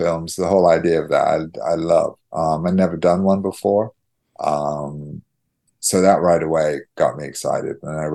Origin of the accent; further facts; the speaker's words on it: Ystrad Mynach, Wales, United Kingdom; moved away; I'm Welsh. I was born in Ustradmannock.